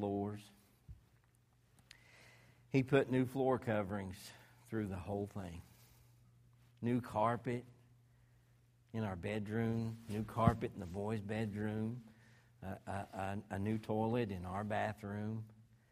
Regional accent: Arkansas, United States; I'm from Arkansas

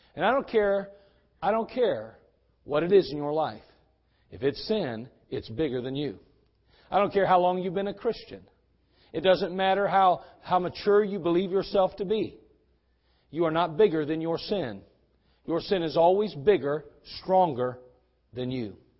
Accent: West Virginia, United States; accent: West Virginia; my West Virginia accent

